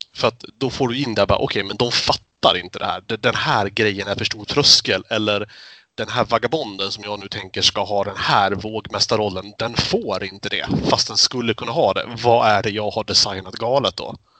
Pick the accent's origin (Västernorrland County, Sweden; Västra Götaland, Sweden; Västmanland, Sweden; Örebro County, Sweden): Västmanland, Sweden; Fagersta; moved away; jag är ju uppväxt i Fagersta